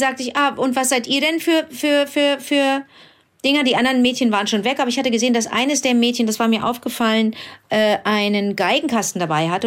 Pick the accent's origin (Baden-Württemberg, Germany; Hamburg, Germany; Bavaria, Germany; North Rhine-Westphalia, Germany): North Rhine-Westphalia, Germany; Cologne; also born or lived in Berlin; in Köln, in meiner Heimatstadt